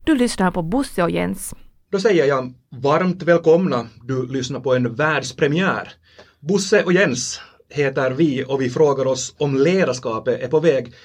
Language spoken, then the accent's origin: Swedish; Finland; accent: Finland Swedish; vi talar den här varianten av, av svenska som vi, som vi talar här i, vi här i Finland